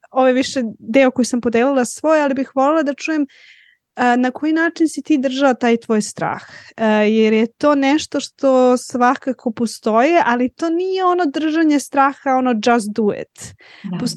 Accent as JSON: {"language": "Croatian", "town": "Aleksandrovac", "country": "Serbia", "also_born_or_lived": "Belgrade / Switzerland", "said": "Prvo iz Aleksandrovcu za Beograd, pa sam onda otišla iz Beograda za doktorat. Ja sam otišla iz Beograda um, na, uh, na doktorat takođe u Švajcarsku"}